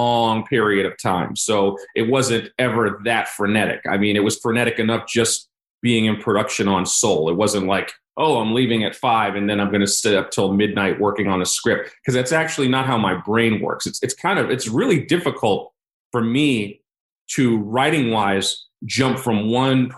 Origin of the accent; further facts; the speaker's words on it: New York, United States; I'm from New York. I'm born and raised New Yorker